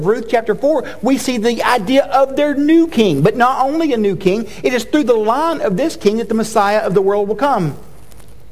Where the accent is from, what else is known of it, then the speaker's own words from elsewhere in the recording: Chattanooga, Tennessee, United States; I went to college in my hometown, and so if you're unfamiliar, the University of Tennessee Chattanooga